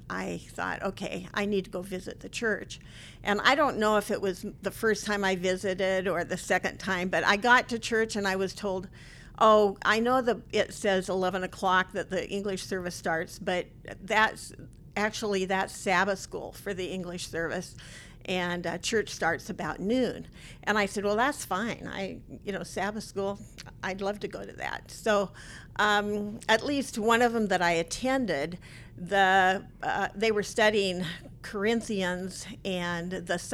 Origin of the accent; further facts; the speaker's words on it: Bridal Veil, Oregon, United States; I was brought up in Bridalville, Oregon, which is pretty close to Multnomah Falls